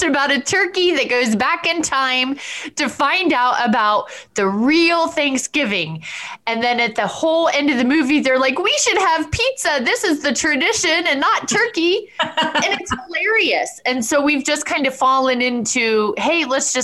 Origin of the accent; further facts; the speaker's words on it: Orlando, Florida, United States; now in Ohio, United States; I grew up in Orlando where we had no family around